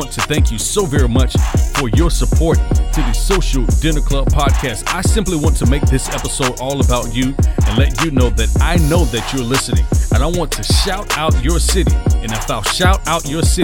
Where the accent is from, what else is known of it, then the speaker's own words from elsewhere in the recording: West Palm Beach, Florida, United States; West Palm Beach, Florida. That's my hometown